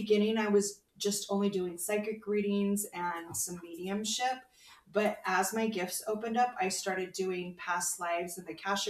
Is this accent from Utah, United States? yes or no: no; Fullerton, California, United States; moved away as an adult; also born or lived in Anaheim, California; now in Phoenix, United States; I grew up in Southern California. I was born in Anaheim and raised in Fullerton